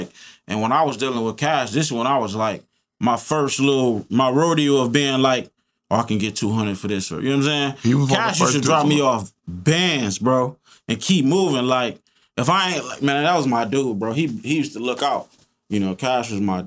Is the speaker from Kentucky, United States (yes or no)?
no; Toledo, Ohio, United States; I'm from Toledo